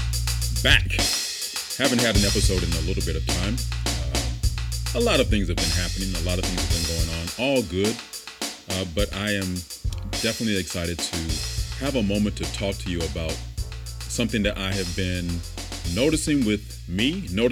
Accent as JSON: {"language": "English", "region": "the South", "country": "United States", "said": "I come from the South"}